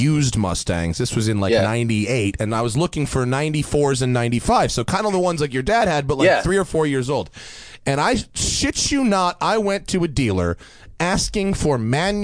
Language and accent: English; suburbs north of New York City, United States; like the Jewy suburbs of north of New York City